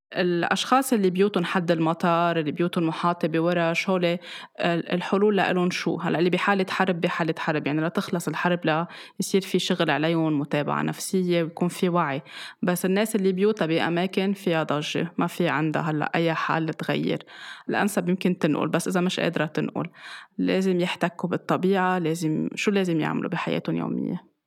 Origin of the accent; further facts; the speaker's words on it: Lebanon; ومن زمان كان عندنا بلبنان المنبه